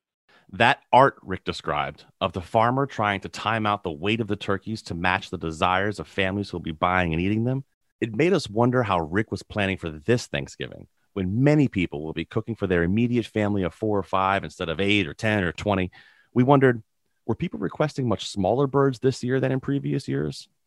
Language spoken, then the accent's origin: English; the South, United States; I grew up down south